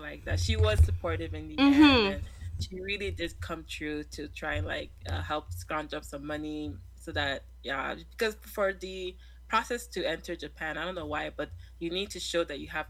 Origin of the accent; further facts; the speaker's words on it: Toronto, Ontario, Canada; also born or lived in Nigeria; Growing up in Toronto, but being from a Nigerian family